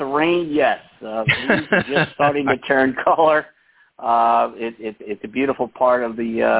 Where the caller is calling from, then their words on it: Longmeadow, Massachusetts, United States; I am in Western Massachusetts, outside of Springfield, in a town called Longmeadow.